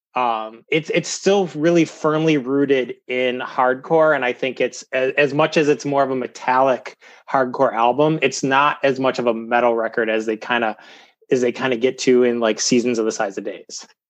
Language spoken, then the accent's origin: English; Cleveland, Ohio, United States; I'm Clevo. I'm from Cleveland.